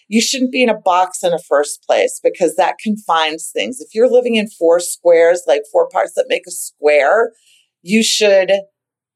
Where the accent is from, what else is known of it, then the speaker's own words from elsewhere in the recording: Boston, Massachusetts, United States; we grew up with them in the North End